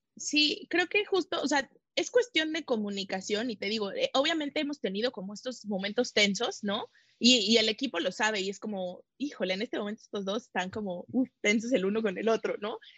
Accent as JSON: {"language": "Spanish", "country": "Mexico", "said": "soy mexicana"}